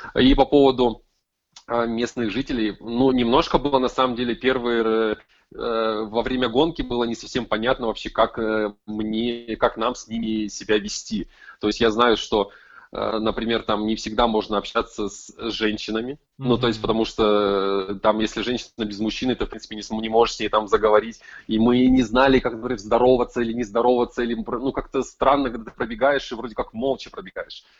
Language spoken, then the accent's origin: Russian; Krasnoyarsk, Krasnoyarsk Krai, Russia; я из Красноярска, из Сибири